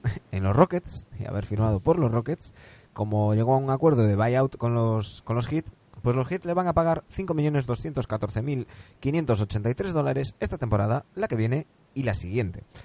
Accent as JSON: {"language": "Spanish", "region": "Galicia", "country": "Spain", "said": "soy gallego"}